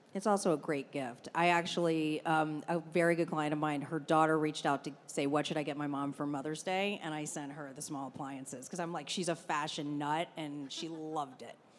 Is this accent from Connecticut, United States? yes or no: no; Baltimore, Maryland, United States; I'm from Baltimore, Maryland, so a fairly pro- provincial area, but I'm Italian